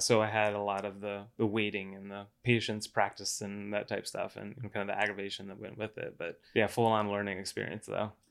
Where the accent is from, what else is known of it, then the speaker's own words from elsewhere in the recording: Cocoa Beach, Florida, United States; moved away as an adult; also born or lived in Atlanta; now in Las Vegas, United States; i grew up in florida uh over uh, cocoa beach area cape canaveral